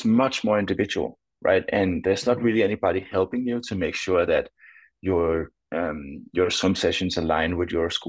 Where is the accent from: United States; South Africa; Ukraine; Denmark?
Denmark; Growing up in Denmark